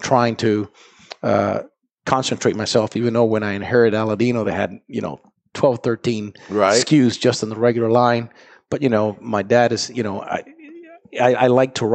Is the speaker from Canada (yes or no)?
no; Honduras; moved away as an adult; now in United States; I was born in Honduras. Yes, I was born in Honduras.